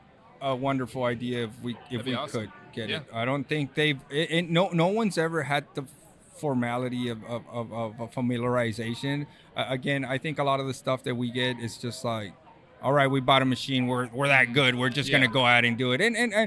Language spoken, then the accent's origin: English; Texas, United States; now in California, United States; I'm originally from Texas, as you well know. We met in Texas down there.